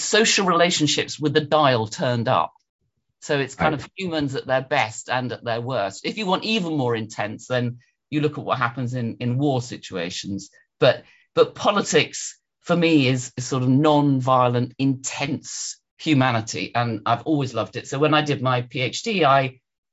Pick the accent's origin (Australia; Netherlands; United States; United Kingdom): United Kingdom; London; also born or lived in Edinburgh; I was brought up in London